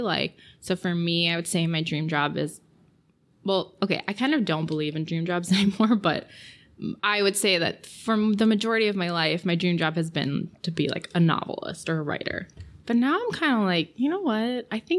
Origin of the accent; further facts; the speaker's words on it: Batavia, Illinois, United States; certainly my interests have changed since I was, you know, like a high schooler here, where basically we were like, there's nothing to do in Batavia.